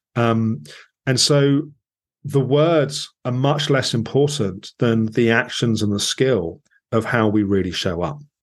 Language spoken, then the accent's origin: English; England, United Kingdom; as an English person